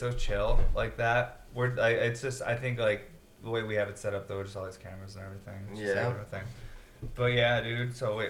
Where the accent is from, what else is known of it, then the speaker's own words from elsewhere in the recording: New York, United States; I'm from New York